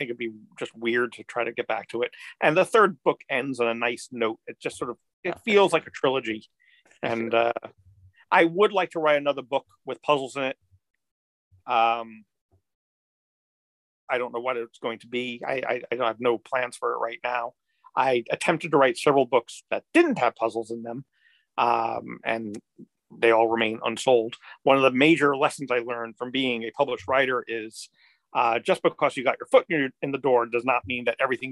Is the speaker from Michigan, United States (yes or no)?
no; Bethpage, New York, United States; I grew up on Long Island, Bethpage, Long Island